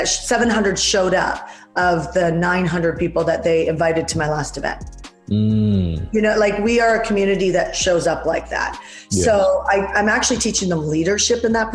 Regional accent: Vancouver, British Columbia, Canada; now in United States; I'm Canadian from Vancouver, Canada

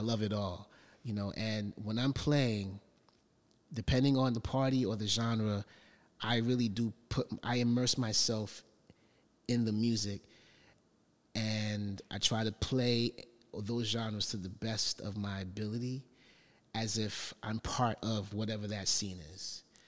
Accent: New York City, New York, United States; parents from Panama and growing up in Brooklyn

